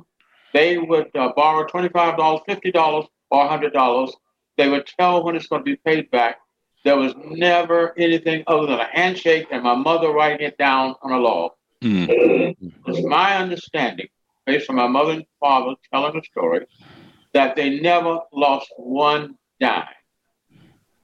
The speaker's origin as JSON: {"language": "English", "town": "Asheville", "region": "North Carolina", "country": "United States", "tie": "born or raised there", "said": "Asheville, born here, born on Buchanan Street"}